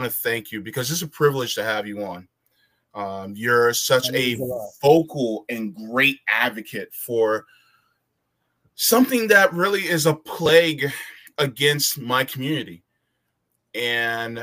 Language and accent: English; Florida, United States; also born or lived in New Jersey; I was born in New Jersey, okay, but I was raised mostly in Florida